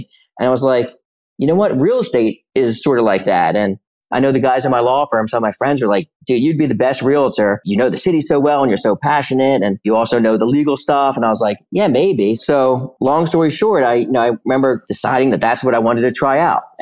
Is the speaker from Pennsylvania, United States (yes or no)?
yes; Philadelphia, Pennsylvania, United States; I grew up in Center City, Philadelphia and Society Hill in basically in the 70s and 80s.